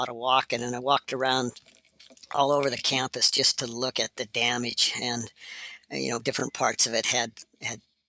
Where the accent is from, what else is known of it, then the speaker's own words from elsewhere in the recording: Montana, United States; I grew up in Montana.